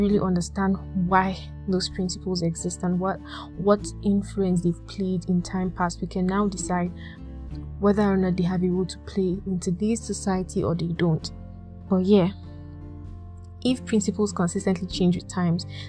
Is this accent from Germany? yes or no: no; Nigeria; I'm Nigerian